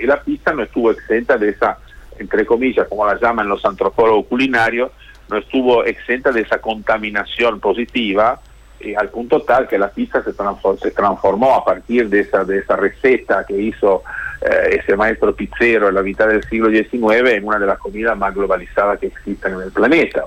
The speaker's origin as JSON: {"language": "Spanish", "town": "Genoa", "region": "Liguria", "country": "Italy", "tie": "born or raised there", "moved": "yes", "said": "mi ciudad natal que es Génova y en Italia"}